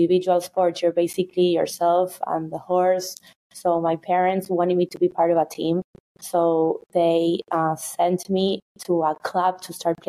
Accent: Buenos Aires, Argentina; now in New York City, United States; I was born in Buenos Aires, which is the capital of Argentina

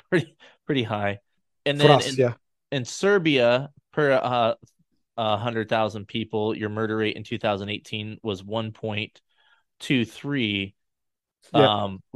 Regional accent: United States; as an American

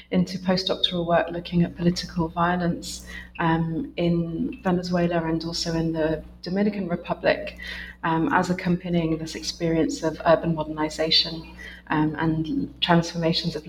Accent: United Kingdom; also born or lived in Essex / London; I'm a British researcher based in Essex

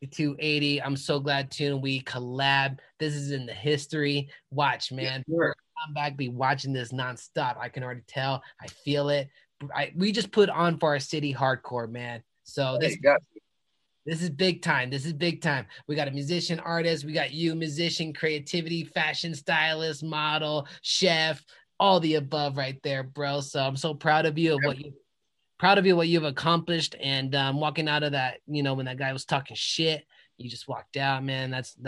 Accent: Colorado, United States; I moved here 10 years ago, but I'm born in Colorado my whole life.

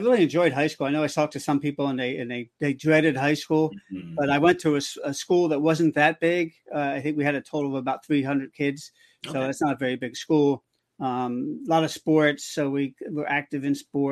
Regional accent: New Jersey, United States; I've lived in New Jersey most of my life

